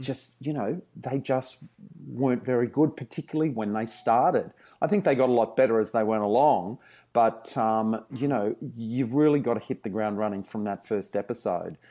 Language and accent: English; Brisbane, Queensland, Australia; moved away; I grew up in Brisbane, in the suburbs of Brisbane.